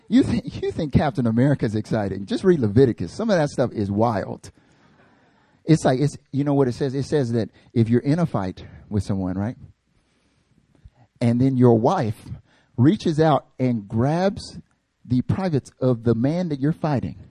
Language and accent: English; North Carolina, United States; I'm from North Carolina